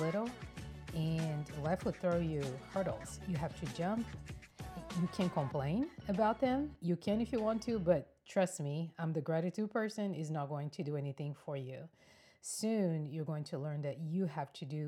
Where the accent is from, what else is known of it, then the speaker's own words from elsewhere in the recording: Brazil; moved away as an adult; now in United States; I am from Brazil, born and raised.